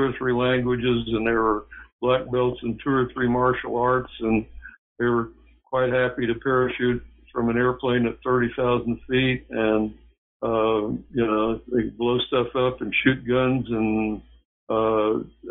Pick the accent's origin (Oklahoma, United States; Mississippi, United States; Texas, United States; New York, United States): Oklahoma, United States; I came from Oklahoma. It was a frontier society, or a post-frontier society.